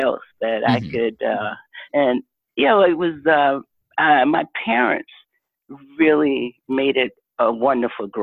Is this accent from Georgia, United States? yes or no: yes; Griffin, Georgia, United States; where we grew up in Griffin, Georgia